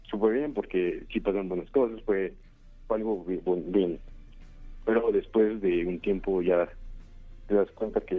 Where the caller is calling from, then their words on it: Naucalpan de Juárez, State of Mexico, Mexico; de Naucalpan de Juárez.